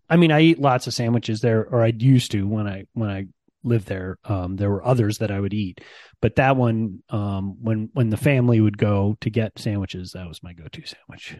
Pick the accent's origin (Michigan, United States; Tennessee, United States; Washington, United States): Michigan, United States; Ann Arbor; moved away; I grew up in Ann Arbor, Michigan, um, and I rarely get back to my hometown